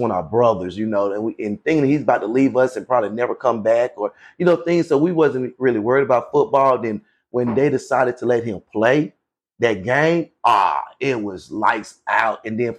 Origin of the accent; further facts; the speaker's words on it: Daytona Beach, Florida, United States; moved away; I'm from Daytona Beach, Florida.